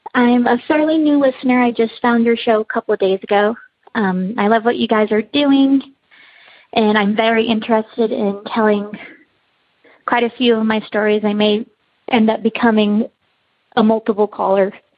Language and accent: English; Utah, United States; I'm from Utah.